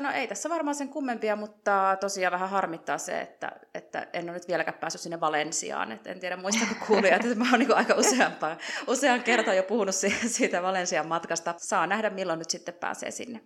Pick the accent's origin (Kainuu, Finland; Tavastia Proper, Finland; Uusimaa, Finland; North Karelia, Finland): North Karelia, Finland; Joensuu; now in Madrid, Spain; mä oon 36-vuotias ja Joensuusta alun perin lähtöisin